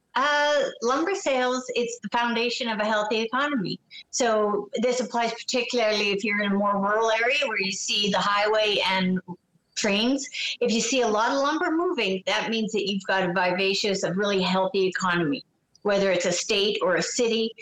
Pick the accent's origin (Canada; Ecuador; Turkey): Canada; I'm a Canadian